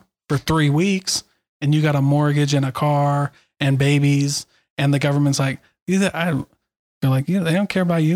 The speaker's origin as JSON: {"language": "English", "region": "Iowa", "country": "United States", "tie": "born or raised there", "moved": "yes", "said": "I didn't grow up in Utah. I grew up in Iowa"}